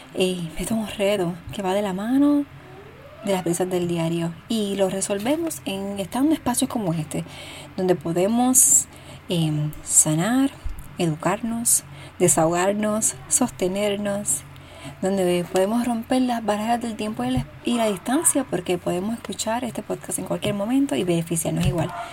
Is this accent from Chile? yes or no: no; Cidra, Puerto Rico; mi pueblo natal, el pueblo de Sidra, Puerto Rico.